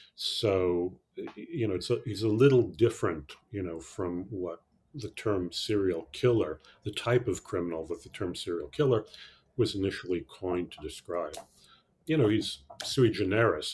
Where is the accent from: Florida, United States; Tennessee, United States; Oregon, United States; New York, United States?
New York, United States; New York City; I grew up in New York City, actually, in the 50s, the 60s